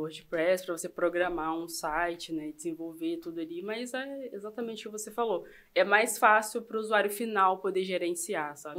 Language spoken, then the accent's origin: Portuguese; Itaperuna, Rio de Janeiro, Brazil; moved away as an adult; also born or lived in Campos dos Goytacazes; now in Cabo Frio, Brazil; Nascida e criada em Itaperuna, fui para Campos nessa época